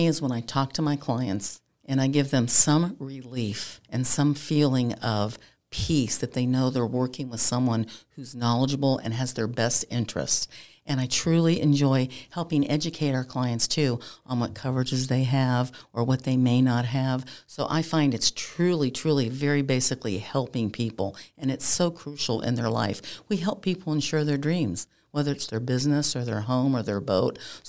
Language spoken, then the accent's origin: English; Pennsylvania, United States; I'm from Pennsylvania originally, and my dad had played pro football.